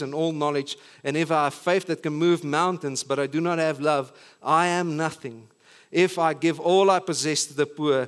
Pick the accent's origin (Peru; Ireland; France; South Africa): South Africa